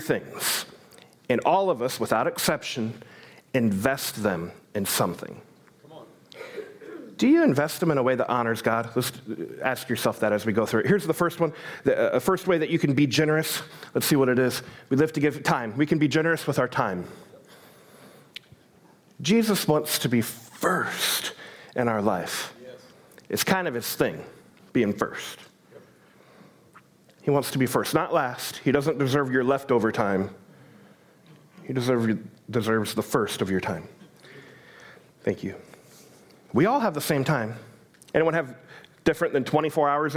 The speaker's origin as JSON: {"language": "English", "country": "United States", "said": "I'm an American"}